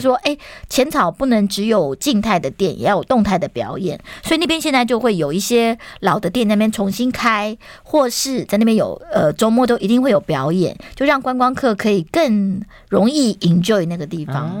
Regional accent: Taiwan; 蛮合我们台湾人的胃口的

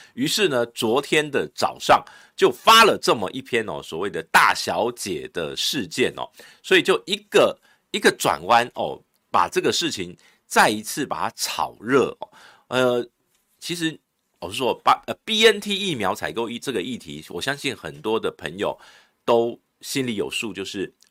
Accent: Taiwan; 后来我们的卫福部又传了一个台湾哦，过去给他

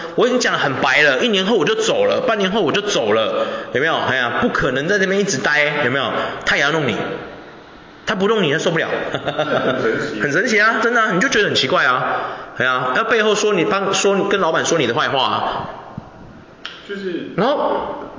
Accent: Taiwan; 我们华人，我们台湾人

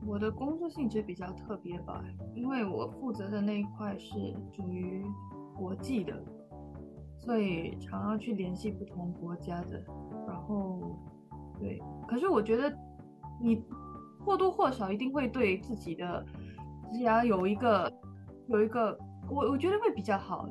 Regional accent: Singapore; 我是来自新加坡的

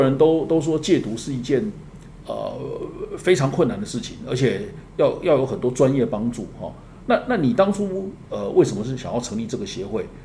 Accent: Taiwan; 我们台湾人

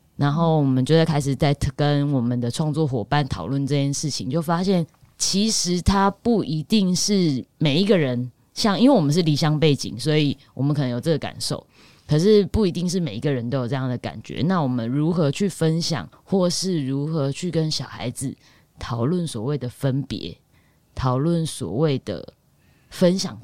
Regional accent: Taichung, Taiwan; moved away; 我的老家在台中

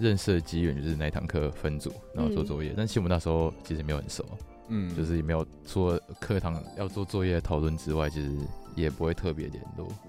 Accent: Tainan, Taiwan; moved away as an adult; now in Taipei, Taiwan; 其实我插个话，我刚来政大的时候，就我刚来台北念书，就我台南人。

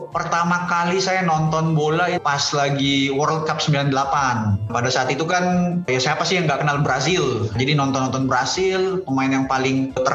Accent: Makassar, South Sulawesi, Indonesia; Saya lahir besarnya dari Makassar.

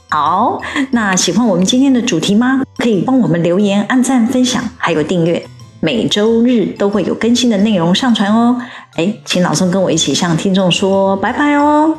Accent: Taiwan; 我们台湾人

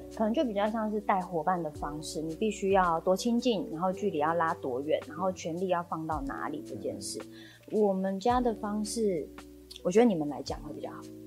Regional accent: Tainan, Taiwan; 我自己在台南长大嘛

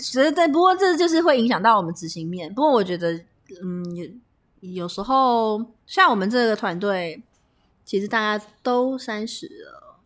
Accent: Taipei, Taiwan; also born or lived in Tainan; 把我们台北人叫小台南

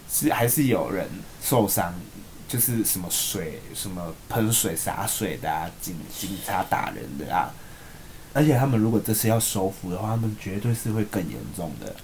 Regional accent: Tainan, Taiwan; moved away; 我们台南人

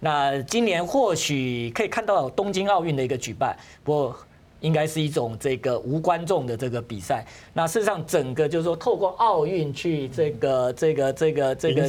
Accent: Taiwan; 那他这个等于是就是按照我们台湾人说法，等于是托梦啊。

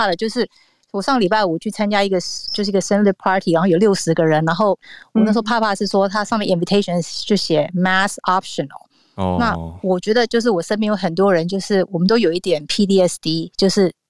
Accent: Southern California, United States; 因为我自己本身是在南加州长大

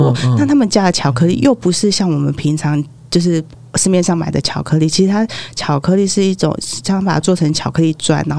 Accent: Taiwan; 那非常非常的甜，大概我台湾人大概吃了一一一口就差不多了

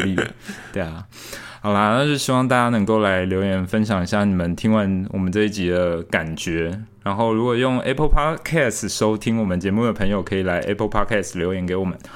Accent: Tainan, Taiwan; 我们台南这边

